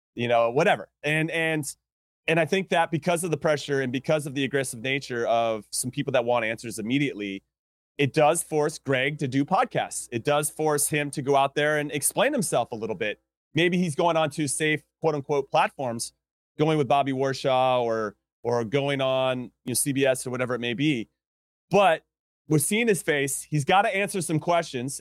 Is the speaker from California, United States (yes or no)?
yes; Southern California, United States; I grew up in Southern California